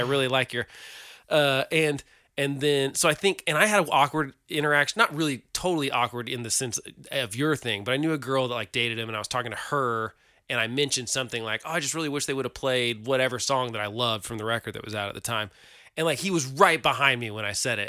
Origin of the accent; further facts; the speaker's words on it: Oklahoma, United States; We're from Oklahoma